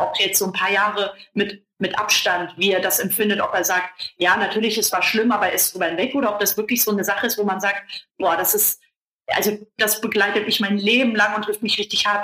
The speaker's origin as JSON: {"language": "German", "town": "Kassel", "region": "Hesse", "country": "Germany", "tie": "born or raised there", "said": "weil ich komme ja aus Kassel"}